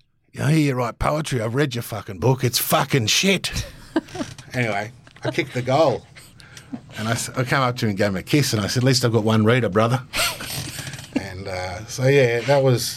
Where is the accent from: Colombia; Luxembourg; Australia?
Australia; also born or lived in London; now in Tennant Creek, Australia; as a Aussie